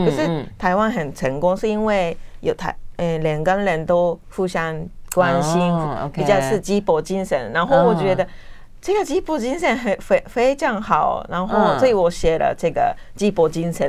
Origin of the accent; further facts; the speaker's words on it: Japan; Chinese is a second language; now in Taiwan; 很多人说，因为可能是我是日本人，嗯，台湾人特别对我们比较体贴嘛